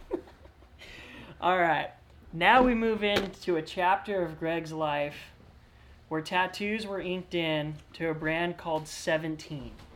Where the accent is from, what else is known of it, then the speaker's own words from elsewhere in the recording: California, United States; as a Californian